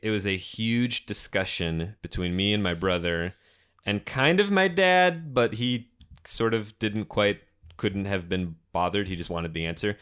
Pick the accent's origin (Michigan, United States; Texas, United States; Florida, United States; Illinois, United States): Michigan, United States; Detroit; our suburban Detroit basement.